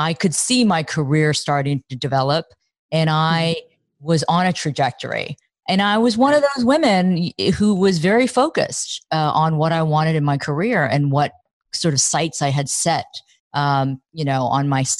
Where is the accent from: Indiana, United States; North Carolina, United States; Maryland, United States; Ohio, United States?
Ohio, United States; Dayton; moved away as an adult; my hometown, Dayton, Ohio